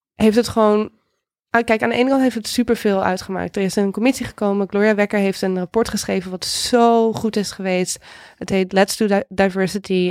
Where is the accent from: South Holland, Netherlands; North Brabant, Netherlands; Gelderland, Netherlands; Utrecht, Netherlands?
Utrecht, Netherlands; Houten; moved away as an adult; also born or lived in California; Ik ben opgegroeid in Houten. Dat ligt net naast Utrecht.